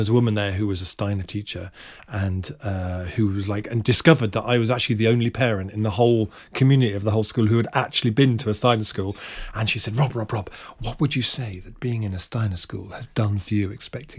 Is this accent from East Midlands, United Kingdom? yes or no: no; Hampton, London, United Kingdom; No, lived near there, lived near like Hampton, around that sort of area.